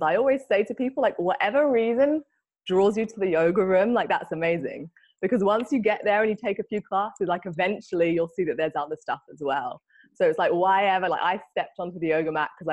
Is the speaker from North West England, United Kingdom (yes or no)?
no; London, United Kingdom; moved away as an adult; now in Bali, Indonesia; I'm originally from London and live here in Bali